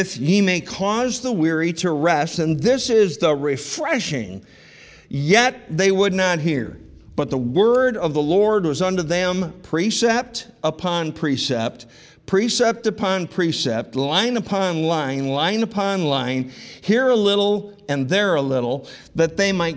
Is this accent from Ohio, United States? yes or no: no; Rochester, New York, United States; I grew up in Rochester